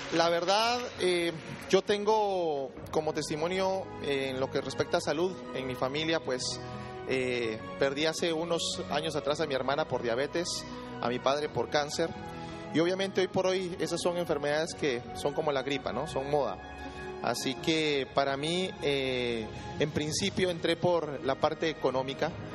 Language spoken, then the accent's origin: Spanish; Guatemala; soy guatemalteco.